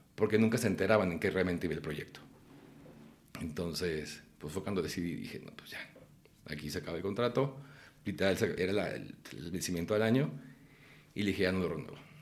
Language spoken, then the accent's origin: Spanish; Guadalajara, Jalisco, Mexico; moved away as an adult; Cuando yo estaba chico en Guadalajara, yo empecé a hacer teatro